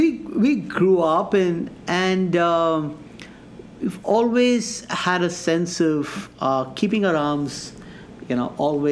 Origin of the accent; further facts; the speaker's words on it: foothills of the Himalayas, Uttar Pradesh, India; moved away as an adult; now in West Michigan, United States; I've been born and brought up in India, foothill of the Himalayas.